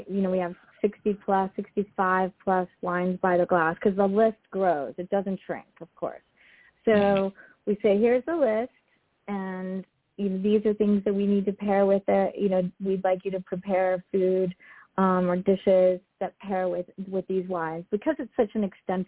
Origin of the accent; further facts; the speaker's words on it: Southeast Florida, United States; now in California, United States; that's where I grew up